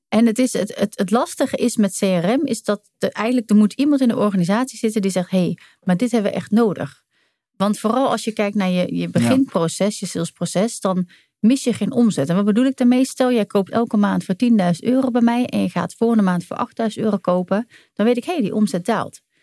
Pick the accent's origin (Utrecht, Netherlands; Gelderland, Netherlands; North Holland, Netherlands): Utrecht, Netherlands; Doorn; geboren getogen in Doorn bij de Utrechtse Heuvelrug.